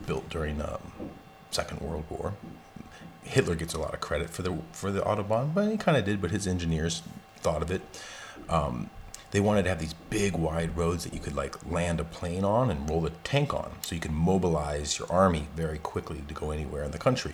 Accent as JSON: {"language": "English", "town": "Tucson", "region": "Arizona", "country": "United States", "tie": "born or raised there", "moved": "yes", "said": "where I grew up in the Southwest, in Tucson, Arizona"}